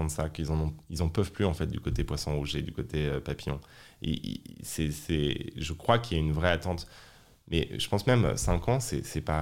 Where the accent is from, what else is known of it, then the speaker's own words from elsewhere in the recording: France; aussi en tant que française qui a vu son pays euh, abandonner ses capacités industrielles